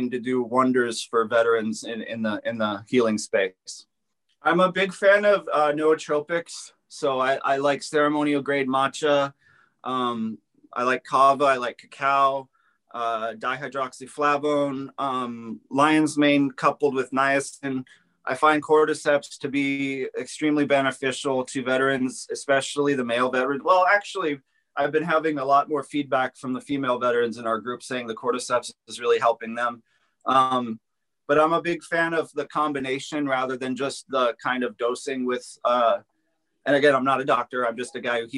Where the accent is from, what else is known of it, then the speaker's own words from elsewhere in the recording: Los Angeles, California, United States; I grew up in the Los Angeles area